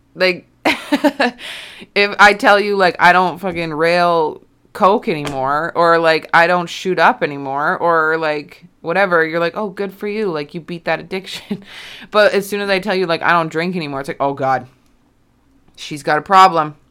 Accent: Alberta, Canada; moved away as an adult; also born or lived in Kelowna, British Columbia; when I moved away from my hometown, like, I'm, I'm not, like, from a town, I guess I'm from a city. Um, but I'm, you know, I'm from, like, Alberta

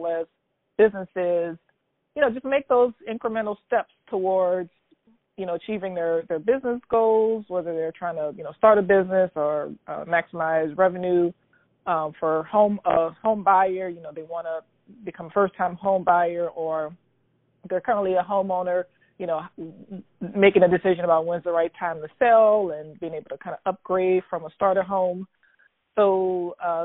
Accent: New Orleans, Louisiana, United States; I'm born and raised in New Orleans, Louisiana, where I currently reside

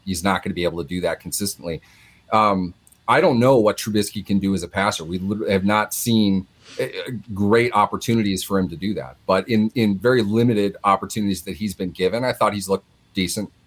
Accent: Minnesota, United States; also born or lived in Pittsburgh, Pennsylvania; we grew up in Minnesota for the most part

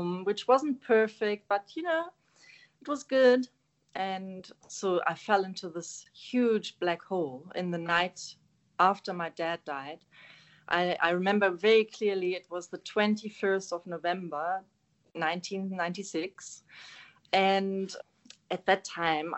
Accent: Germany; first language German; English is a second language; moved away as an adult; now in South Africa; I'm German. So I was born and raised in Germany, Northern Germany, close to Hamburg

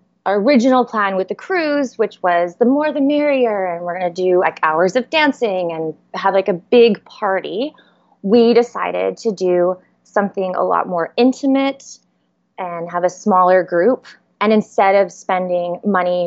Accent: Edmonton, Alberta, Canada; moved away as an adult; now in Niagara Falls, Canada; We are from Edmonton. That is 8 hours north of the Montana border. But we recently moved to Niagara Falls

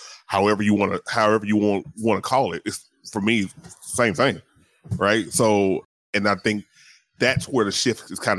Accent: the South, United States; I grew up in the South, so Southern Baptist

